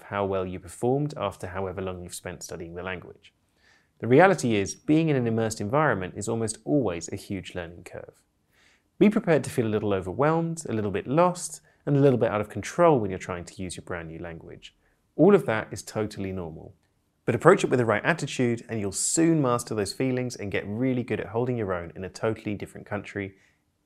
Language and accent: English; United Kingdom; I'm British polyglot